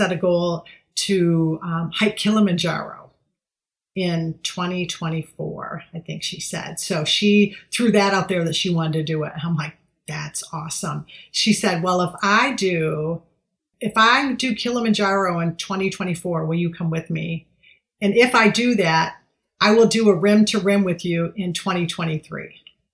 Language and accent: English; Michigan, United States; I'm just … from Michigan